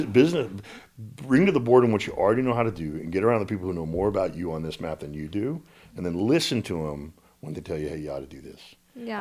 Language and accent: English; Little Rock, Arkansas, United States; when I grew up in Little Rock, Arkansas